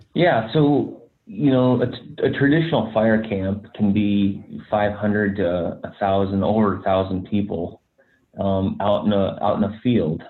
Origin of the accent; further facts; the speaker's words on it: Black Hills, South Dakota, United States; I grew up in the Black Hills uh, National Forest in South Dakota